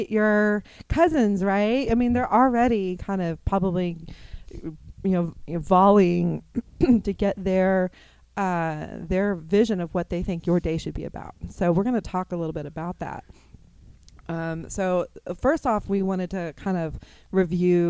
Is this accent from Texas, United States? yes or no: yes; Dallas, Texas, United States; moved away as an adult; now in Kansas City, United States; I grew up in Texas, you know, the kind of the Dallas area.